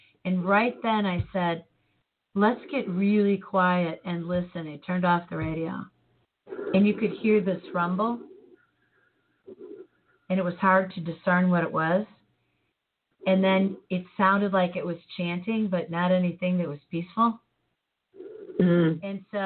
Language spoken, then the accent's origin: English; Chicago, Illinois, United States; growing up in Chicago